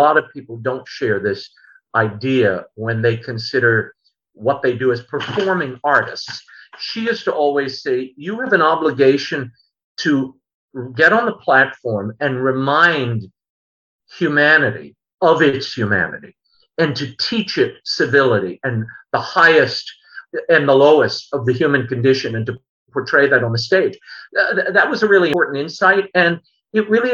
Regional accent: New Orleans, Louisiana, United States; also born or lived in New York; I grew up here in New Orleans

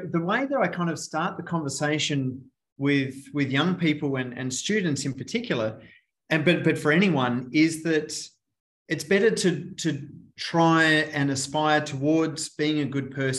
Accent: Australia; moved away; from my beautiful accent, I'm from Australia once upon a time ago

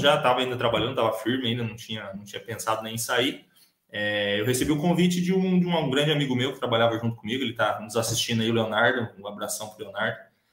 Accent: Leme, São Paulo, Brazil; moved away as an adult; also born or lived in Dourados, Mato Grosso do Sul; now in Sidrolândia, Brazil; eu sou, sou natural de São Paulo, né? Sou, nasci e cresci no interior do, de, São Paulo, é, numa cidade chamada Leme

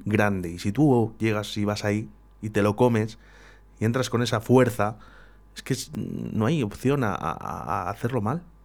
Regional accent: Valladolid, Castile and León, Spain; somos, muchos vallisoletanos que, estamos muy arraigados a, nuestra ciudad

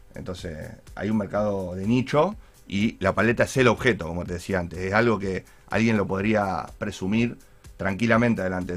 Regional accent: Argentina; yo soy argentino

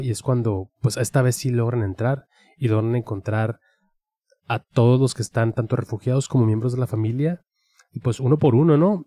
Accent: Mexico; nuestra identidad como mexicanos

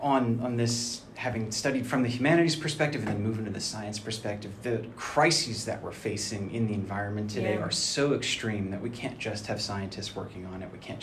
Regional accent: Vermont, United States; now in Morganton, United States; I grew up exploring the woods of Vermont when I was a kid

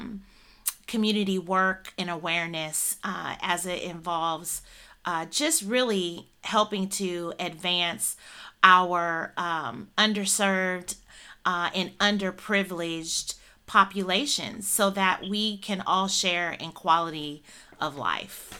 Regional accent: Northern Illinois, United States; I am born and raised in Northern Illinois

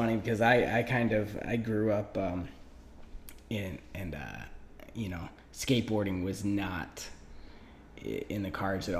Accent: Detroit, Michigan, United States; also born or lived in Warren / Southfield; I grew up in, you know, I'm from Detroit

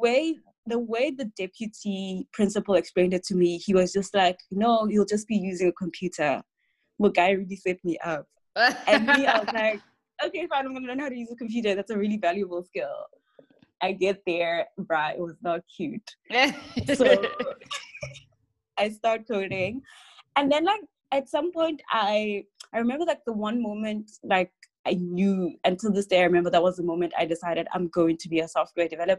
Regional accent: Rustenburg, North West, South Africa; I grew up in Rustenburg

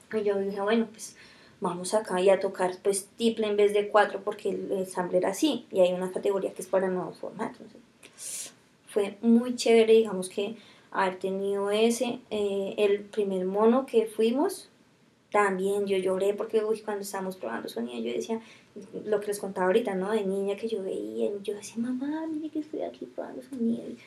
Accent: Fusagasugá, Cundinamarca, Colombia; also born or lived in Silvania; yo soy nací en Fusa

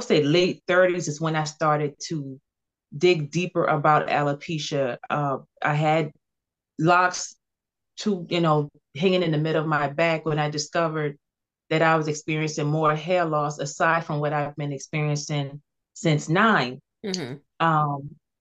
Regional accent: Cross, South Carolina, United States; also born or lived in Charleston, South Carolina; I was born in Charleston, but I was raised in Cross, South Carolina.

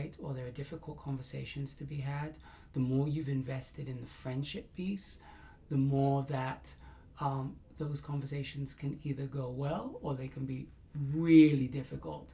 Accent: England, United Kingdom; I'm very English

